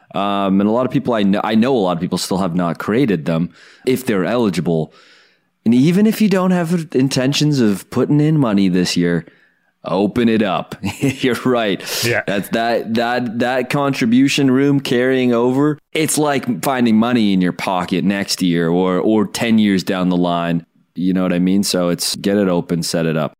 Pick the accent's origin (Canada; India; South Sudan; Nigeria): Canada; as a Canadian